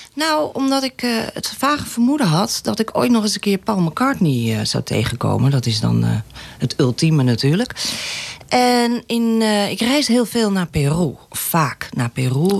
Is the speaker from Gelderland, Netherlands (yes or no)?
no; Amstelveen, North Holland, Netherlands; now in Laren, Netherlands